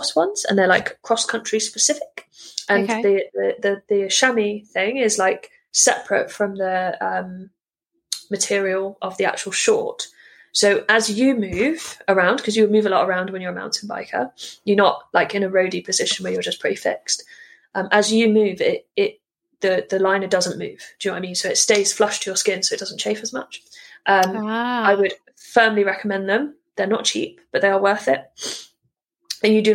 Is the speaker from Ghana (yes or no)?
no; United Kingdom; also born or lived in South West England; we are British